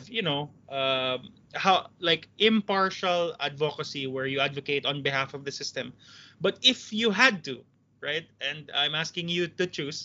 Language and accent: English; Cebu, Central Visayas, Philippines; I'm from Cebu and I guess I'm blessed in that way where I'm a lawyer in Cebu